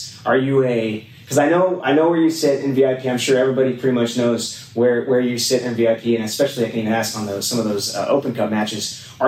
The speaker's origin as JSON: {"language": "English", "town": "Elk Grove", "region": "California", "country": "United States", "tie": "born or raised there", "said": "I grew up in Elk Grove, and I love the city because I grew up here"}